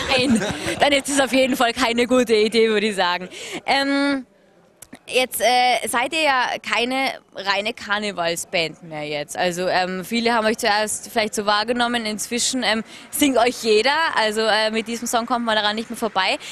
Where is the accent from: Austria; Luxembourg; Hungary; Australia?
Austria; als Österreicherin